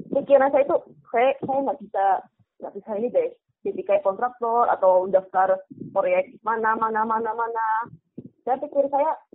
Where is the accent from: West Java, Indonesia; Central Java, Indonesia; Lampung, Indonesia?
Central Java, Indonesia; Kebumen; now in Yogyakarta, Indonesia; Asal saya di Kebumen